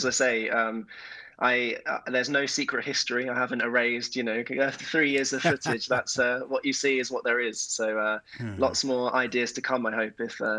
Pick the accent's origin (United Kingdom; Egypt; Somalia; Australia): United Kingdom; moved away as an adult; now in Linköping, Sweden; I guess lots of listeners are probably thinking I should be used to the weather as a Brit.